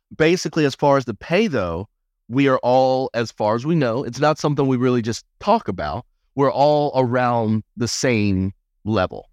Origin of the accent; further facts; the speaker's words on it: Albany, Georgia, United States; moved away; I didn't ever think that I would get out of my hometown of Albany, Georgia